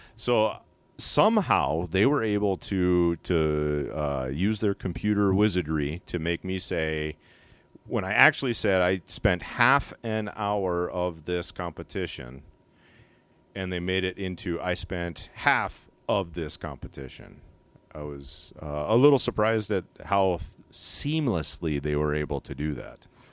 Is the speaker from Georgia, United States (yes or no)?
no; Alaska, United States; I'm actually born and raised in Alaska.